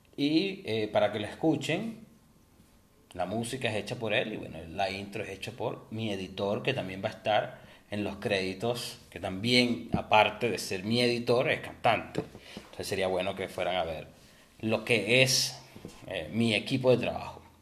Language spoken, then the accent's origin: Spanish; Venezuela; moved away; nosotros venimos de Venezuela